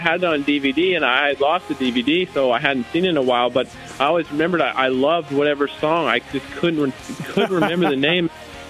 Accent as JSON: {"language": "English", "region": "Florida", "country": "United States", "tie": "born or raised there", "said": "a few other kids I grew up racing with in Florida"}